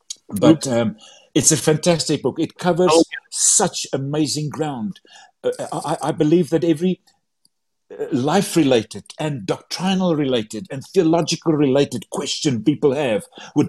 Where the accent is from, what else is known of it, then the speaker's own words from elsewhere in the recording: South Africa; first language Afrikaans; English is a second language; And my mother tongue is Afrikaans and my English is not always correct.